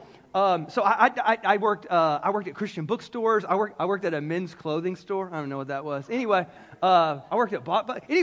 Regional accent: the South, United States; I'm from the South

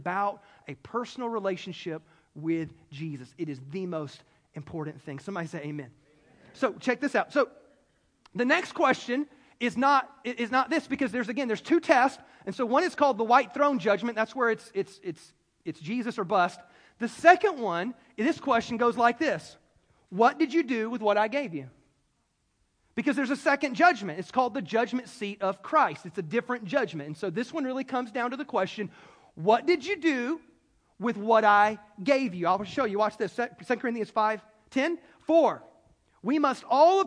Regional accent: the Bible Belt, United States; now in California, United States; I grew up in the Bible Belt

